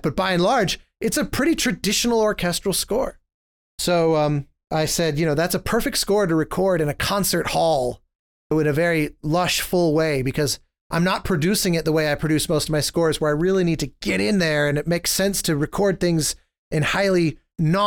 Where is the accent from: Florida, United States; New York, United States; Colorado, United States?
Colorado, United States; Denver; I grew up in Denver, Colorado